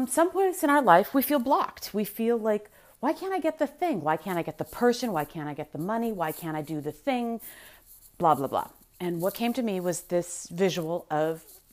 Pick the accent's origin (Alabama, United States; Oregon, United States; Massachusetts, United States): Massachusetts, United States; I'm from Massachusetts.